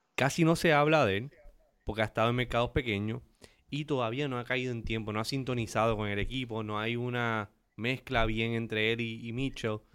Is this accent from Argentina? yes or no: no; Aguadilla, Puerto Rico; los tiburones de Aguadilla, donde todo comenzó. Ese es mi pueblo natal